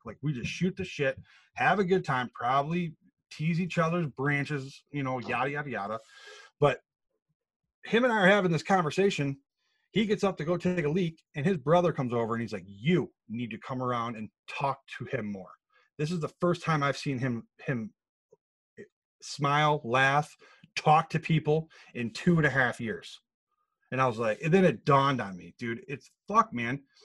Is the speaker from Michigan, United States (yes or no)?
yes; Grand Rapids, Michigan, United States; born and raised in Grand Rapids, um, uh, Michigan